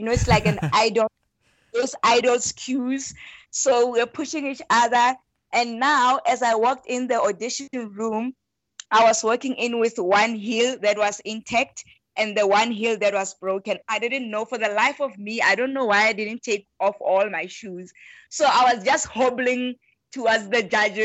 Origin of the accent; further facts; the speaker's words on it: Rustenburg, North West, South Africa; I come from Rustenburg. Rustenburg is a very small town. That's where I was born and bred.